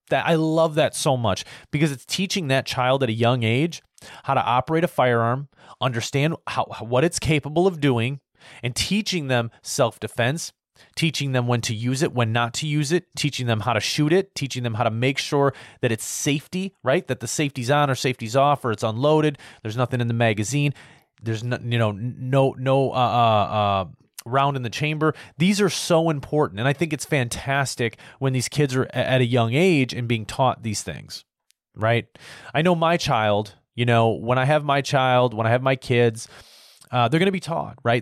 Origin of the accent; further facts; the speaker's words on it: United States; as an American